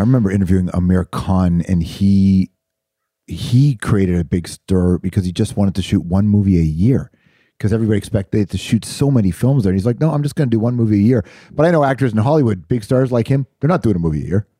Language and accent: English; Mississauga, Ontario, Canada; I'm from Malton, which is right next door.